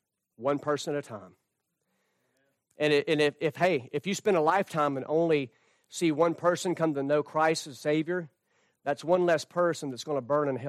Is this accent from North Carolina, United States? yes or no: yes; North Carolina, United States; a church I grew up in North Carolina.